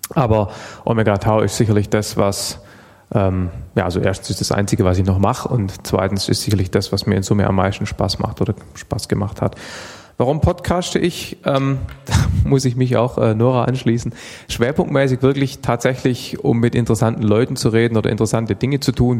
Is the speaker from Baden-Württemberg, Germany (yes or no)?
yes; Stuttgart, Baden-Württemberg, Germany; also born or lived in Heidenheim; Ich komme aus Stuttgart, Baden-Württemberg, bin aber geboren in Heidenheim auf der Schwäbischen Alb.